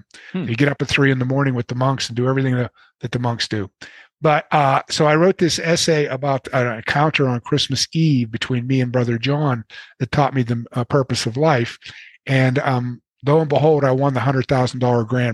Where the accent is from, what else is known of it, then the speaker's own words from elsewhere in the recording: Pittsburgh, Pennsylvania, United States; I'm from Pittsburgh.